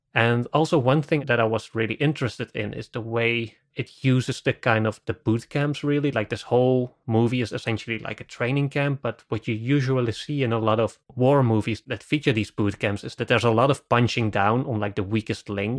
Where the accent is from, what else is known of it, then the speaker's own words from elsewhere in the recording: Netherlands; I'm from the Netherlands